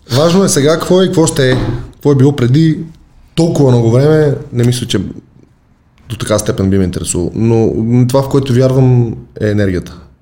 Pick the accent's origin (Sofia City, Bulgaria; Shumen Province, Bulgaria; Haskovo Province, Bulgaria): Sofia City, Bulgaria; Sofia; Вече няма казвам, че съм от София.